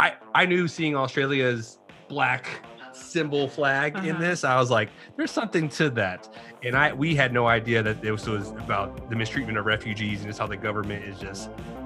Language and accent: English; Austin, Texas, United States; Austin, Texas. Texas. Yes.